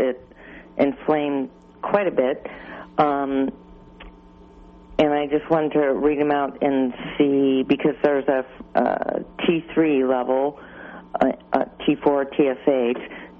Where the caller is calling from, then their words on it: Albion, United States; Hi, this is …. I'm in Albion.